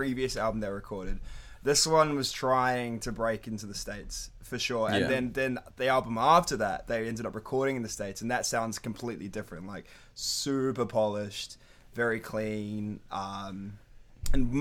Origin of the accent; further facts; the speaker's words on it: Wellington, New Zealand; also born or lived in North Shore, Auckland; now in Melbourne, Australia; All of us grew up in the same area of Wellington.